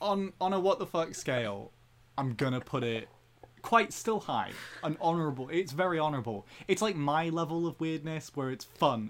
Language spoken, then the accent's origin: English; Belgium; I grew up in Belgium